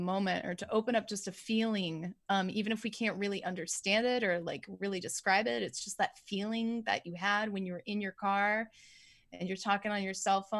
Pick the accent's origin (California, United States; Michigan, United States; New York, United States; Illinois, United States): California, United States; I'm from Southern California.